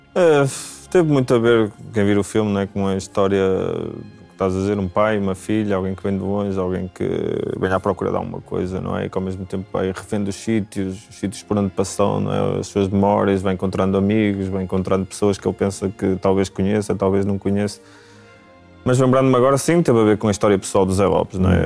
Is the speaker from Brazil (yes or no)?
no; Braga, Norte, Portugal; now in Lisbon, Portugal; eu sou natural de Braga